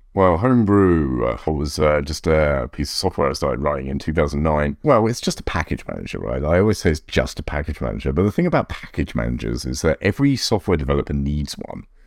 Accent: United Kingdom; now in United States; I live in America. I'm an American citizen, but obviously British originally

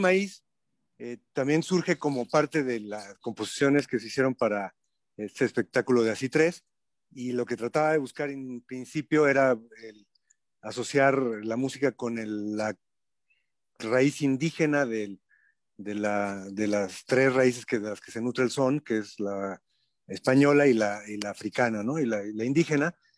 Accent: Mexico City, Mexico; no somos de allá, somos chilangos

